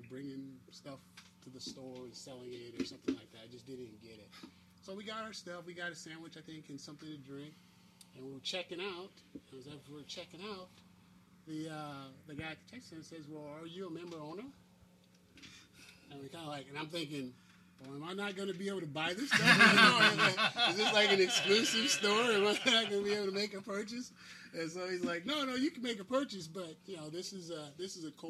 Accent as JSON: {"language": "English", "town": "Long Beach", "region": "California", "country": "United States", "said": "I'm from Long Beach here. I'm from the Rose Park area."}